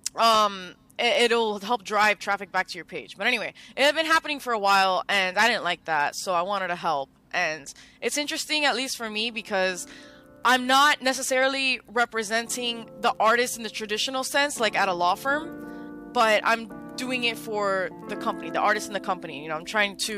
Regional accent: Miami, Florida, United States; I grew up in Miami

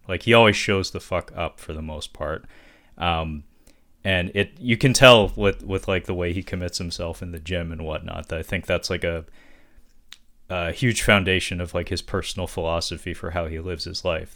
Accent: Seattle, Washington, United States; they're headquartered in my hometown in Seattle

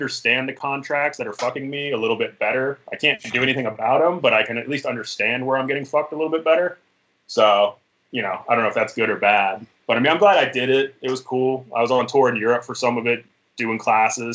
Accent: Dayton, Ohio, United States; now in Las Vegas, United States; I'm from Dayton, Ohio. So I was in a local band there.

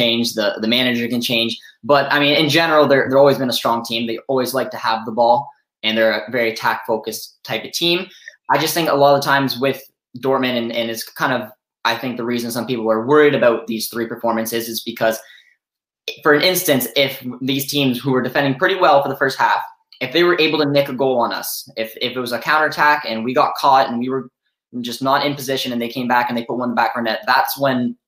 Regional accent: Canada; I am Canadian, and if any of you viewers out there know much about people from Canada, we like another sport called hockey. So I grew up obviously playing hockey.

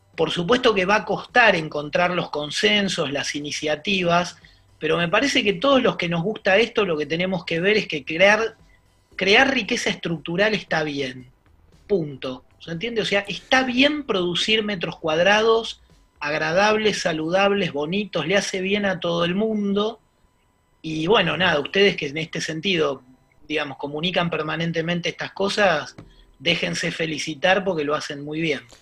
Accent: Buenos Aires, Argentina; somos medio porteños

